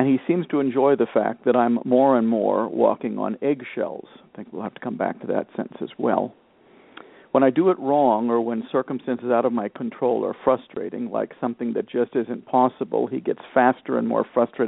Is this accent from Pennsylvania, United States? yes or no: no; Miami, Florida, United States; now in Portland, Maine, United States; I grew up in Miami, Florida